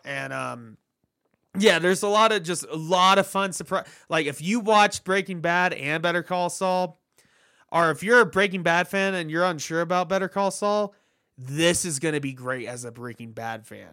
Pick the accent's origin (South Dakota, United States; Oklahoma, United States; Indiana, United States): Oklahoma, United States; Tulsa; my hometown